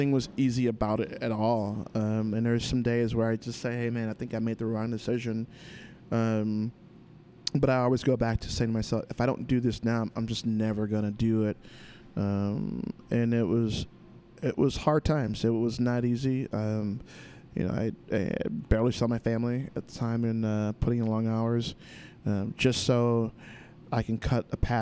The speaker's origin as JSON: {"language": "English", "area": "Humboldt Park", "region": "Illinois", "country": "United States", "tie": "born or raised there", "said": "I grew up in Humble Park, so Humble Park is definitely a hustle."}